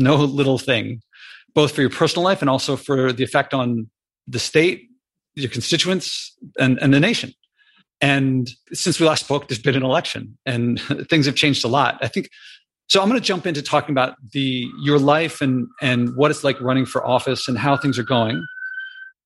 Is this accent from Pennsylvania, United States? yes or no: yes; Pennsylvania, United States; moved away as an adult; the great state of Pennsylvania, my home state, where I spent the first roughly 18 years or 17 years of my life